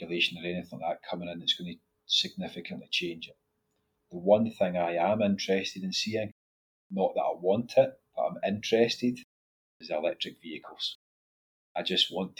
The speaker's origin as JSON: {"language": "English", "region": "Scotland", "country": "United Kingdom", "said": "we're Scottish"}